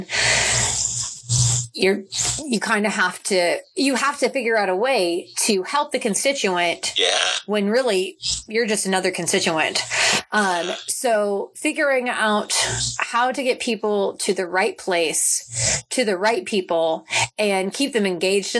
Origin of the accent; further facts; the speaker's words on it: Topeka, Kansas, United States; also born or lived in Memphis, Tennessee / Oklahoma City, Oklahoma; I left Topeka for college and I was in Memphis, Tennessee, going to Rhodes College. And then I went to Oklahoma City for dental school. And the more I kind of grew into the role of becoming a dentist and being an adult, I found that I was most committed to making positive change in my hometown